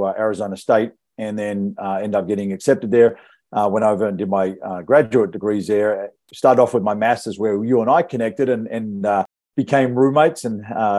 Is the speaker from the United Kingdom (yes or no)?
no; Perth, Western Australia, Australia; moved away as an adult; now in United States; I'm originally from Perth in Western Australia. And I came over to the US in 96 as an exchange student and came here to Illinois, weirdly enough.